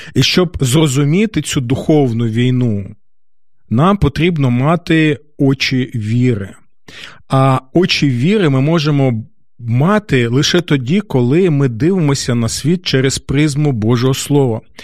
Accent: Kyiv, Ukraine; нашого рідного міста, нашої столиці

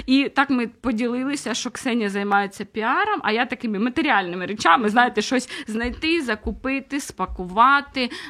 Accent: Nikopol, Dnipropetrovsk Oblast, Ukraine; Я е, родом із Нікополя.

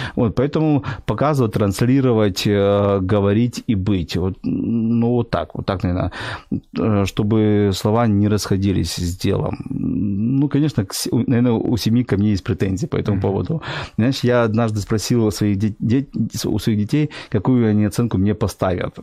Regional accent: Sevastopol, Crimea, Ukraine; moved away as an adult; also born or lived in Mykolaiv; now in Kyiv, Ukraine; Мой папа был военный, ага. поэтому уже в год я жил в Севастополе, и с года я до 35-36 лет я жил в Севастополе

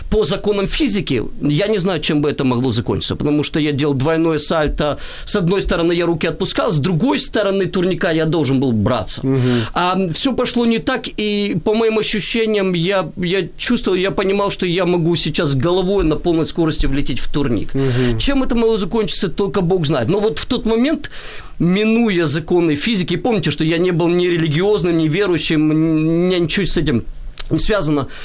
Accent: Kyiv, Ukraine; я киевлянин э, урожденный, и, и и интересно, мое ведь все детство и юношество, оно прошло в спорте.

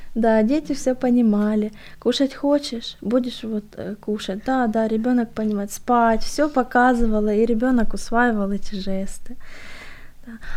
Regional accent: Siberia, Russia; Я родилась в Сибири, жила в Сибири

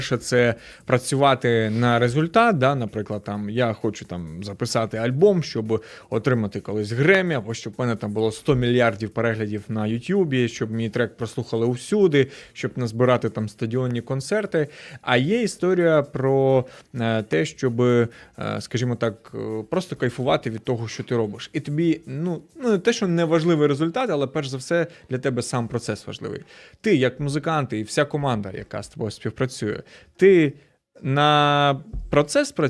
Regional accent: Ukraine; Ми з України із ….

